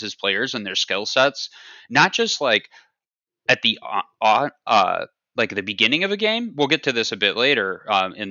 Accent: United States; being an American

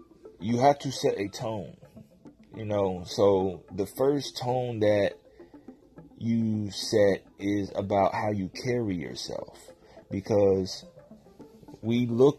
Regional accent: Tennessee, United States; also born or lived in Virginia / Phoenix, Arizona / Germany / Jacksonville, Florida; I'm actually from Tennessee, moved to Virginia. I lived in a lot of places, Phoenix, Arizona. Lived in Germany for a little bit

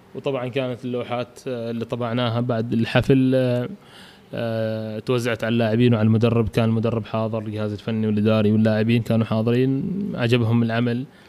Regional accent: Oman; الملاعب عندنا بعمان

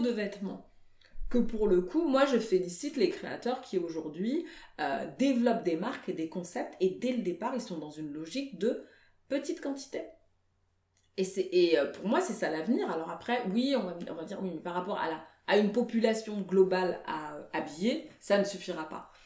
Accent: Paris, Île-de-France, France; also born or lived in Guinea (ancestry); je suis d'origine guinéenne, en fait je suis née à Paris, mais je suis d'origine guinéenne

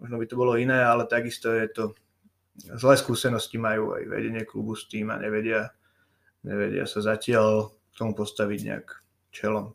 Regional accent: Modra, Bratislava Region, Slovakia; also born or lived in Považská Bystrica; odchovanec modrý, vyrastol som tu, naučili ma tu hrať hádzanú

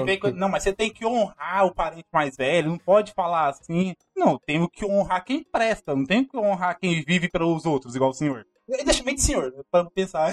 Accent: Goiânia, Goiás, Brazil; cresci em Goiânia, que nasci por último, e eu cresci longe de toda a família

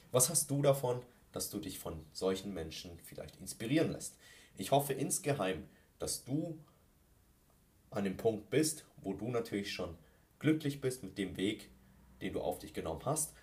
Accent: Ingolstadt, Bavaria, Germany; gebürtig aus Ingolstadt und lebe immer noch hier

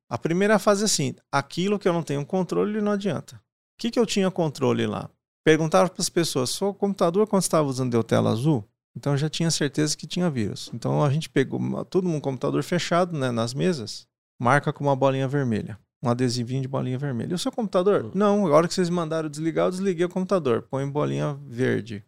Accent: Paraná, Brazil; nasci no Paraná

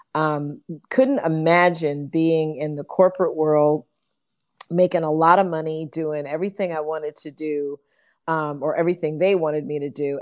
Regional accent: New York City, New York, United States; born and raised in New York City as a, as a kid during the civil rights movement

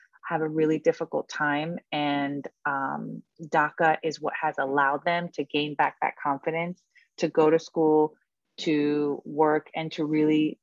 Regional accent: New Jersey, United States; I grew up in New Jersey

